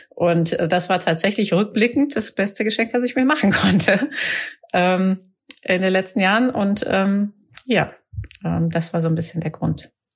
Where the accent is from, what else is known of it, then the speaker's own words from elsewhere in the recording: Rhineland, Germany; im Rheinland, wo ich herkomme